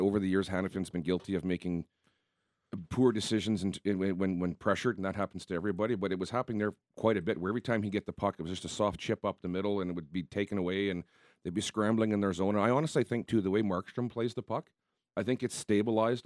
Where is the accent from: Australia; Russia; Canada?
Canada; Southern Manitoba; played in some rinks as a kid growing up in Southern Manitoba